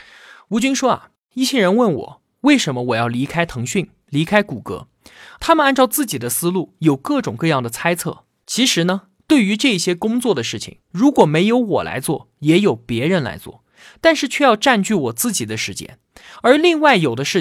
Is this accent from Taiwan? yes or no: no; China; 我们中国人出于孝道，这个时候啊，就算是倾家荡产，也要延长那一点点生命。